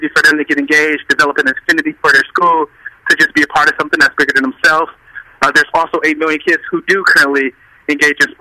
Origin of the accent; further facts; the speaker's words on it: Detroit, Michigan, United States; I grew up in the Jeffries. I'm a Detroit native, 25.